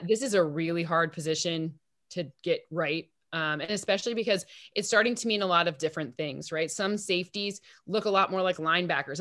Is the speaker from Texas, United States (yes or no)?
no; East Lansing, Michigan, United States; I grew up in East Lansing, Michigan